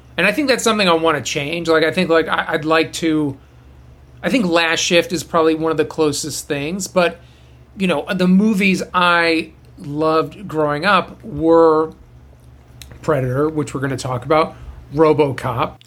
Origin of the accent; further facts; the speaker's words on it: Boston, Massachusetts, United States; moved away as an adult; now in Los Angeles, United States; I'm from Boston, and I I went to Emerson